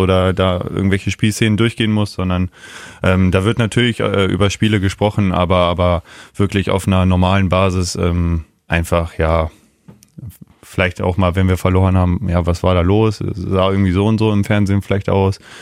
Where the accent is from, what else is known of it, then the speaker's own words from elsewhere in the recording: Neustadt am Rübenberge, Lower Saxony, Germany; also born or lived in Garbsen; Ich bin in Neustadt geboren, ja. Äh, wohne aber in Garbsen und ja, ein Ortsteil ist Osterwald